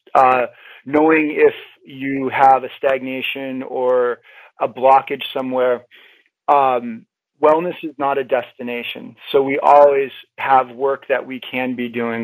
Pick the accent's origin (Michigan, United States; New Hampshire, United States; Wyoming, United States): New Hampshire, United States; I grew up in New Hampshire